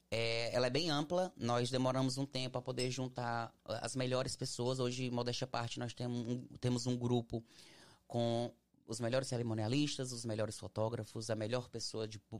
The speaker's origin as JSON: {"language": "Portuguese", "country": "Brazil", "said": "a gente é uma, nós todos somos brasileiros, geralmente quem trabalha nessa área, todo mundo é brasileiro."}